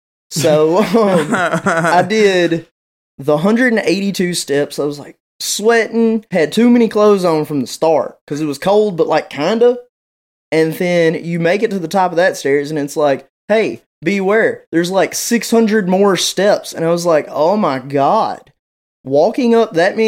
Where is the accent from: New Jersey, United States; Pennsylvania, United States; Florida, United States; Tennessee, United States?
Tennessee, United States; West; I'm from West Tennessee